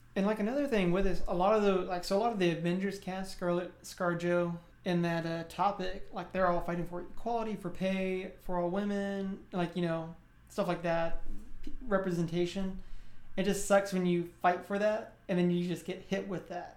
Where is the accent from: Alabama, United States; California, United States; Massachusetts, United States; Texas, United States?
Texas, United States; South; growing up in South Texas